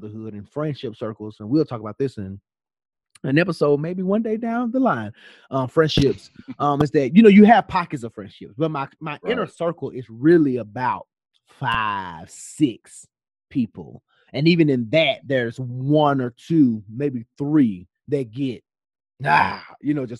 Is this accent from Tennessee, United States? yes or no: yes; Memphis, Tennessee, United States; moved away as an adult; now in Atlanta, United States; this friend just moves to Memphis, moves to my hometown